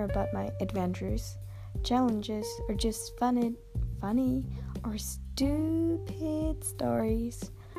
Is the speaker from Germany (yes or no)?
yes; Germany; accent: German; English is a second language; moved away as an adult; now in United States; I am from Germany, as you might can hear from my accent, but I'm currently in the US and I'm doing an exchanger.